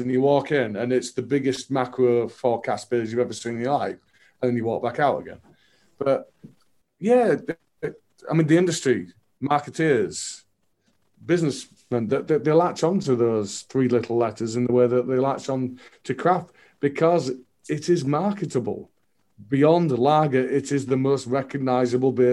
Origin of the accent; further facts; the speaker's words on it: United Kingdom; as the British